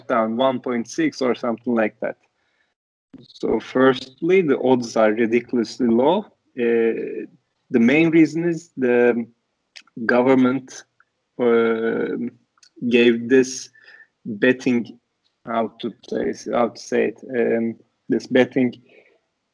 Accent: Istanbul, Turkey; also born or lived in United States; So I'm from Istanbul, Turkey. I grew up here, but I'm half Turkish, half Portuguese. But I spent my childhood in Turkey, mostly in Istanbul

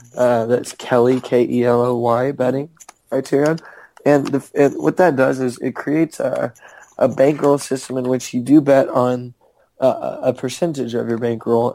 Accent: Canada; I'm from Canada

